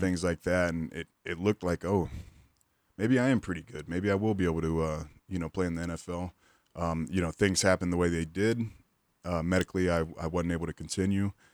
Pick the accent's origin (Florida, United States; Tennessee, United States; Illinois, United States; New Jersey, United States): Florida, United States; Pensacola; I grew up in Pensacola, Florida